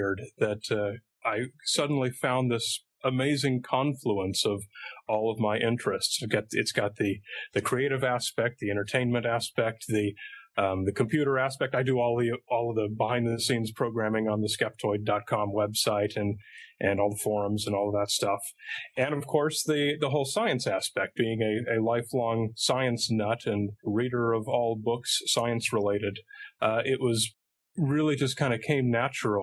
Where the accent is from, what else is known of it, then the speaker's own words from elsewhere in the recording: Southern California, United States; I come from Southern California